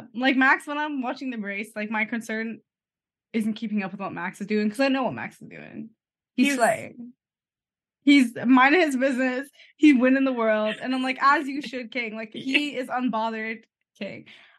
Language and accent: English; Canada; We're Canadian.